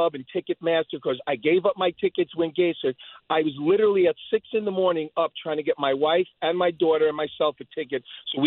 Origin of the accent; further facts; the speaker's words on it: New York City, New York, United States; now in Centerport, United States; since I'm 8 years old growing up in Queens